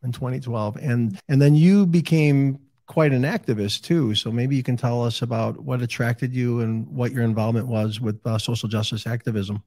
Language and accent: English; Chicago, Illinois, United States; Chicago, my hometown.